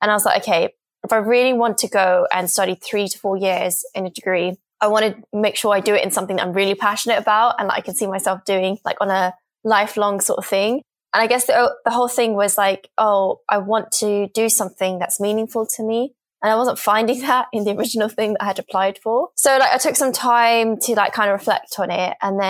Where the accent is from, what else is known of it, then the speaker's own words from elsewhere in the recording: London, United Kingdom; I'm 24 years old. I'm from England, specifically London.